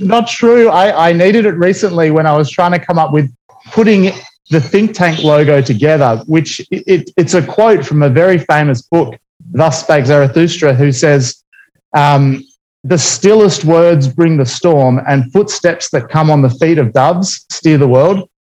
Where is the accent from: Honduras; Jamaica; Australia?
Australia; I'm Australian by well, Australian born